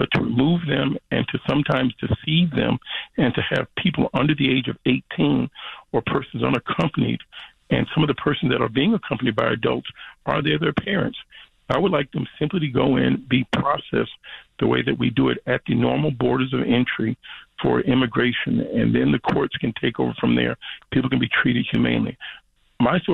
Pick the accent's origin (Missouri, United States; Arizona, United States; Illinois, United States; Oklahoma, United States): Illinois, United States; Chicago; growing up in Chicago